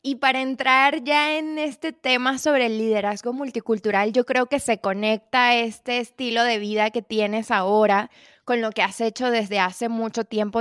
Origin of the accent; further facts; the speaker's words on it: Venezuela; moved away as an adult; Me fui de Venezuela en 2017